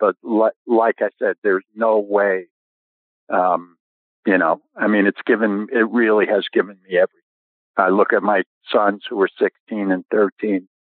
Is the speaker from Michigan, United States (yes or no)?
no; New York, United States; moved away as an adult; also born or lived in Los Angeles; we didn't have public courses where I grew up in New York.